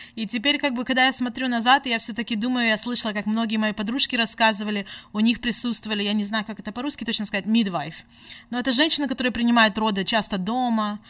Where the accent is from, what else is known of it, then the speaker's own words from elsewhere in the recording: United States; also born or lived in Simferopol, Crimea / Washington state; now in Sacramento, United States; Мы здесь выросли в Америке, мы уже здесь обои 25 лет.